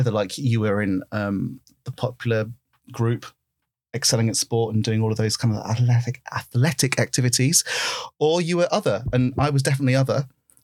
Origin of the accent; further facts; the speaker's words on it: Derby, East Midlands, United Kingdom; growing up in Derby